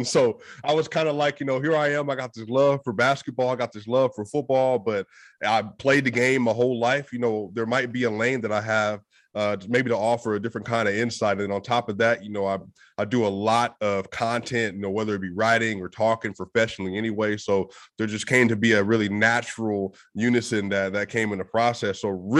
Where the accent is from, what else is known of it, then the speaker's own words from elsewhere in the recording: Park Hill, Colorado, United States; So I was growing up in Park Hill, Colorado. I was a huge, huge Carmelo Anthony fan.